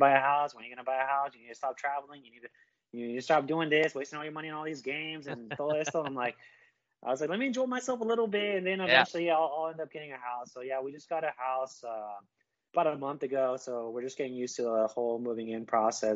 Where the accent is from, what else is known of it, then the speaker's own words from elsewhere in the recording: Yuba City, California, United States; now in Live Oak, United States; I usually tell people I'm from Sacramento, California, because no one knows where Yuba City is